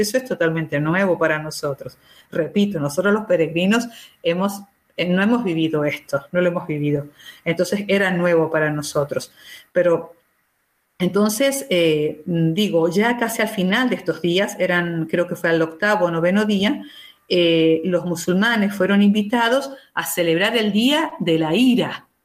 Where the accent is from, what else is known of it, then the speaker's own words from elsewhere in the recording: Argentina; now in Israel; Yo que soy argentina